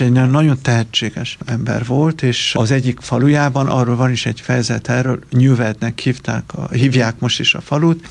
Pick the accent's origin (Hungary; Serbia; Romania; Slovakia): Romania; Én tulajdonképpen az anyanyelvemet együtt tanultam a románnal